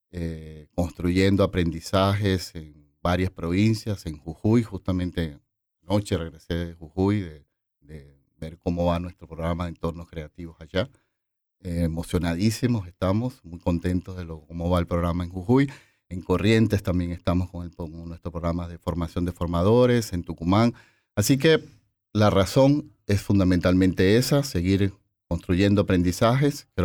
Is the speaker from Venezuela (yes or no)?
yes; Venezuela; now in Argentina; Eh, soy venezolano.